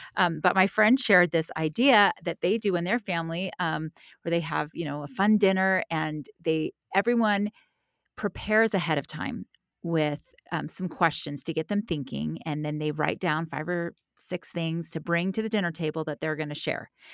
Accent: the South, United States; I'm from the South.

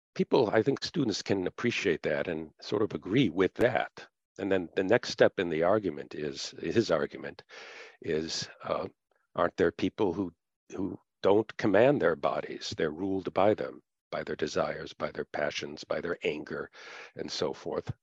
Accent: United States; being an American and being in America rather than other countries where I've taught

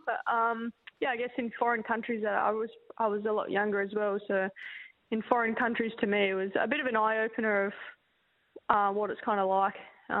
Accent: Rockingham, Western Australia, Australia; I was born in Rockingham.

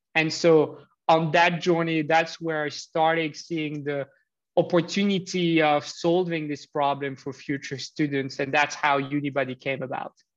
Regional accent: Switzerland; also born or lived in Geneva; I grew up in Switzerland, um, in Geneva

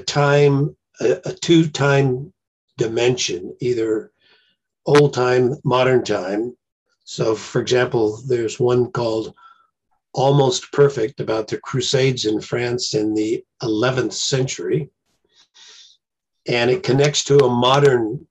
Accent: Myrtle Creek, Oregon, United States; also born or lived in Roseburg, Oregon; I was born in Oregon, right near a small stream, and we used to fish as kids, and my dad fished and my brothers fished, so I kind of grew up with it.

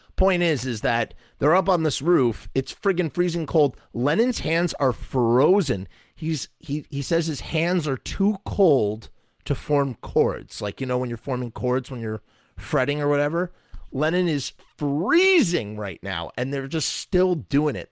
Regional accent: United States; accent: American; my American accent

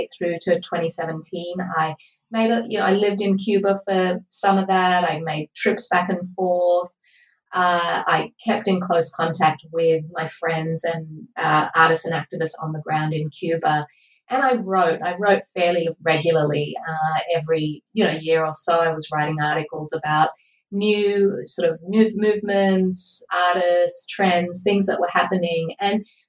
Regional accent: Australia; I grew up in Australia and I live here currently.

